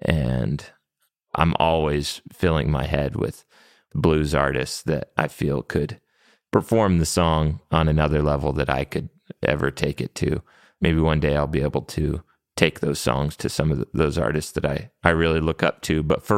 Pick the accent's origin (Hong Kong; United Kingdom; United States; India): United States; New Mexico; growing up in New Mexico, there's a lot of bilingual people that we grew up around and working with.